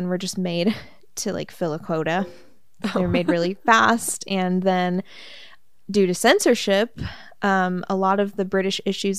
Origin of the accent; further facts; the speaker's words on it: United States; we're American